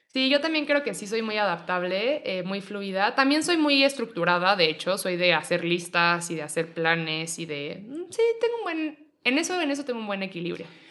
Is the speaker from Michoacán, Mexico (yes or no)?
no; Mexico City, Mexico; also born or lived in Monterrey; Yo nací aquí en la Ciudad de México, eh, viví un ratito en Mexicali, un ratito en Monterrey y luego regresé a la Ciudad de México